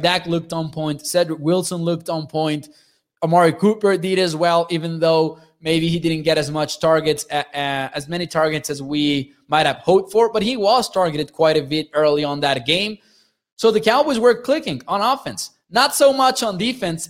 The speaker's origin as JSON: {"language": "English", "country": "Mexico", "said": "I'm from Mexico"}